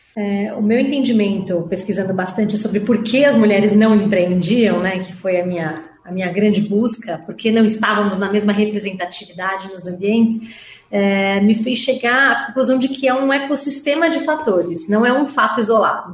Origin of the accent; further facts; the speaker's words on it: Brazil; enquanto empresários ou enquanto brasileiros